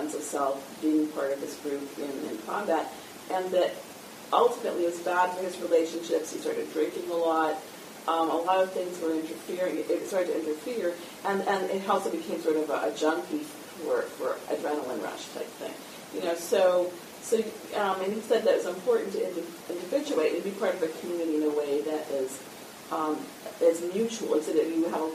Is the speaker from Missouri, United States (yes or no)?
no; New York, United States; now in Boston, United States; I'm from New York